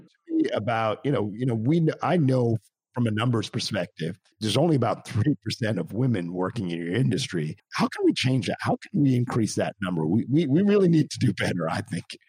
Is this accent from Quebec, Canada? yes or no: yes; Montreal, Quebec, Canada; I'm actually Canadian myself, and I grew up in Montreal.